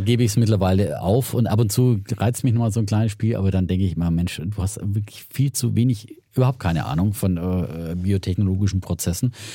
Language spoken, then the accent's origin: German; Franconia, Bavaria, Germany; accent: Franconian